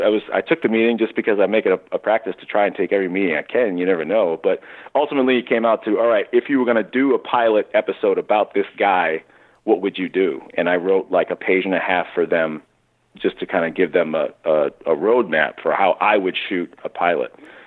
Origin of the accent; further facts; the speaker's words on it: Newton, Massachusetts, United States; That'd be awesome. Fellow Massachusetts guy.